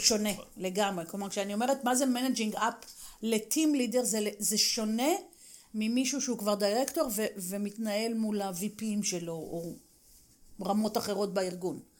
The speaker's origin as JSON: {"language": "Hebrew", "country": "Israel", "said": "לנו כישראלים"}